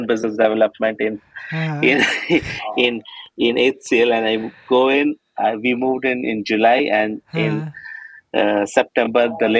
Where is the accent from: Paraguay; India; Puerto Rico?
India; Madhya Pradesh; also born or lived in Ranchi / Calcutta / Chhattisgarh; I was born in Ranchi, but I grew largely between Calcutta, very, very few years, and then I had most of my schooling in Madhya Pradesh and Chhattisgarh, not in very big cities